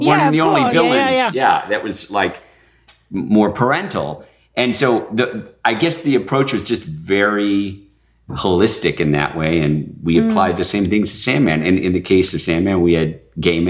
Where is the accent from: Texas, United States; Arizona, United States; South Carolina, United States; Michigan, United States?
Michigan, United States; growing up in Michigan